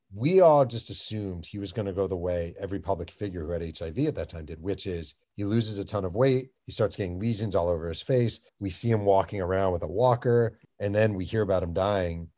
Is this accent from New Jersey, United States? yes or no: no; Mahopac, New York, United States; I grew up in Mayo Pack, which is a tiny town